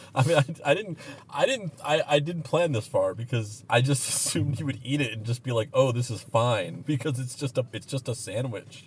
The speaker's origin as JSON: {"language": "English", "town": "Roswell", "region": "New Mexico", "country": "United States", "tie": "born or raised there", "also_born_or_lived": "Bakersfield, California", "moved": "yes", "said": "I grew up in Roswell, New Mexico, uh, but I also lived in, uh, a town called Bakersfield, California"}